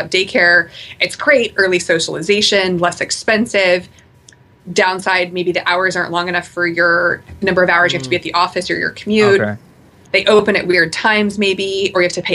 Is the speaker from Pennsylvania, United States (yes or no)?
no; Portland, Oregon, United States; I'm from Portland, so I'm from the Pacific Northwest.